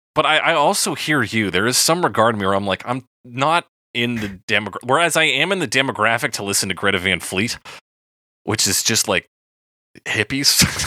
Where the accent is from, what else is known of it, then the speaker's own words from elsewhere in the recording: Calgary, Alberta, Canada; I wasn't born in Calgary, but they just meant I was born in, like, the Foothills Hospital